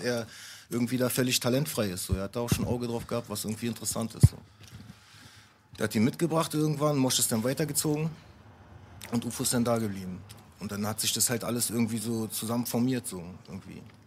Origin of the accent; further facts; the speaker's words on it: Neukölln, Berlin, Germany; Ich komme aus Neukölln, ich bin, äh, mein Vater ist Araber, meine Mutter ist Deutsche